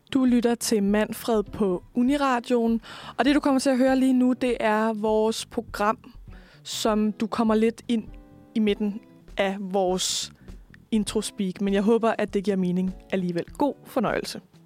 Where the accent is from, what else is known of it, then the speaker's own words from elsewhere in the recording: Svendborg, Southern Denmark, Denmark; jeg er selv fra Svendborg